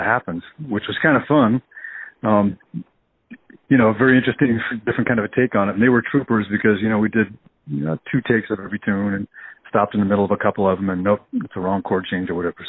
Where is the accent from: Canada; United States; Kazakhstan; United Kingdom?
United States; Topeka, Kansas; moved away as an adult; also born or lived in New York City / Portland, Oregon; now in Kansas City, United States; I grew up in Topeka and after high school, moved to New York City